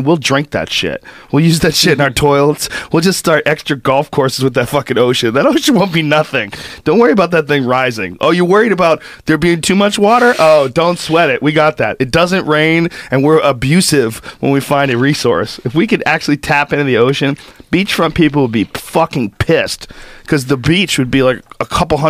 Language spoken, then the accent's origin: English; Newton, Massachusetts, United States; also born or lived in New Jersey / San Francisco / Florida / New York; Newton. Well, that's where I went to high school. Right. I was born in New Jersey. I grew up kind of all over the country.